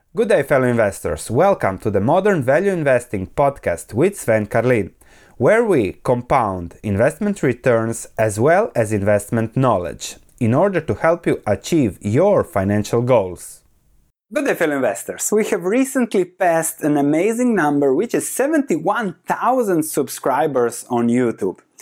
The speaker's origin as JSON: {"language": "English", "country": "Croatia", "tie": "born or raised there", "moved": "as an adult", "said": "I come from Croatia, lived the first 30 years in Croatia"}